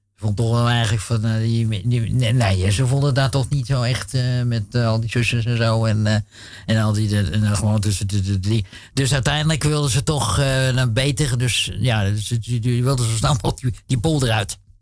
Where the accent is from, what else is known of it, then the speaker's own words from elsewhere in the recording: Amsterdam, North Holland, Netherlands; was jaren zeventig. We woonden toen in uh, flat in Amsterdam-Noord, Dam.